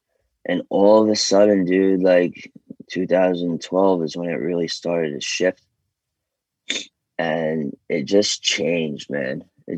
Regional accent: New York City, New York, United States; I am American, but let's make something very clear. There's New York, and then there's everywhere else.

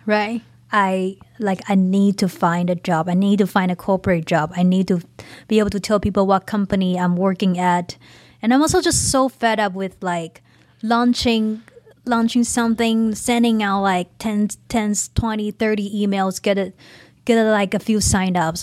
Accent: Taiwan; now in United States; I'm not even an immigrant. I'm just, like, a half-ass immigrant, like, in between immigrant and a Taiwanese.

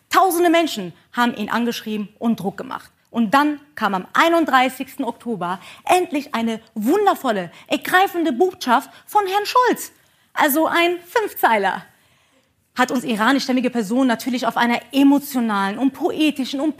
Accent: Iran; Denn was ich jetzt gerade hier mache, wäre in meiner Heimat Iran eine Straftat.

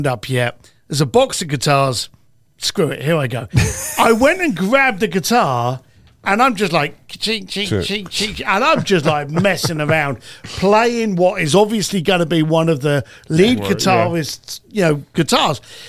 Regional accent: United Kingdom; I'm British.

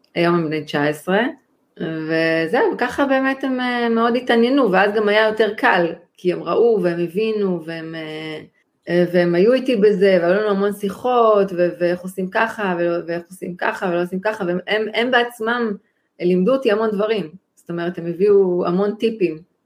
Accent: Israel; אני מישראל

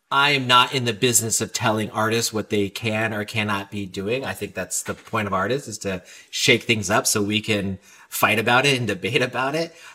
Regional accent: California, United States; I'm not Latino. I'm not from Washington Heights. I'm all California kid, but that core, I got it and I could communicate that.

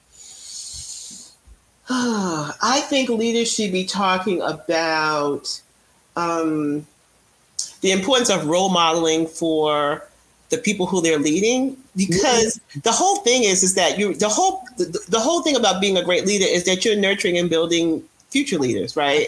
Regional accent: New York, United States; I'm a New Yorker

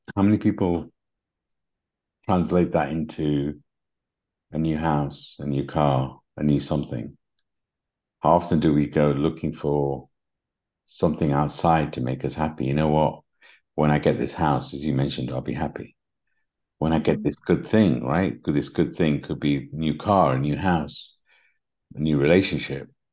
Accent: England, United Kingdom; accent: English; my English accent

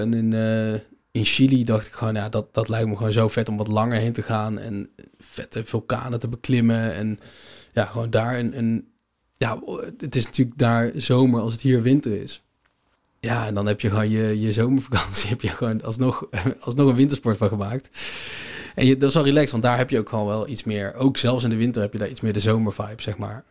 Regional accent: Netherlands; als Nederlander

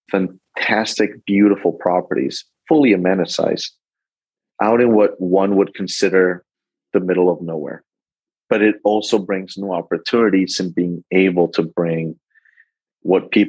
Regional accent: Spain; moved away; Um, I'm originally from Spain. I lived all over the world due to my dad's life.

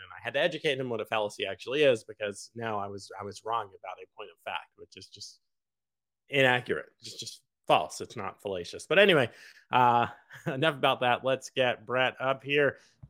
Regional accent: New York, United States; even though you guys know I'm technically from New York. But I claim Virginia

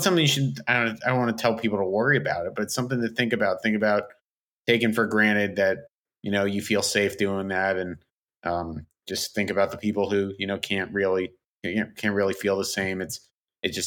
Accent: outside of Philadelphia, Pennsylvania, United States; I grew up outside of Philly

